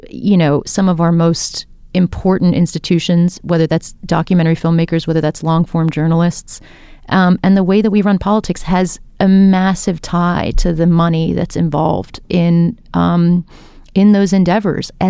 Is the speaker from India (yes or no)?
yes; India; I'm an Indian woman, I'm a filmmaker